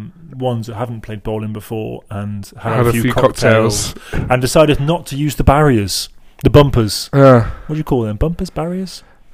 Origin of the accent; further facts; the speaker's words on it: England, United Kingdom; now in Chicago, United States; I'm English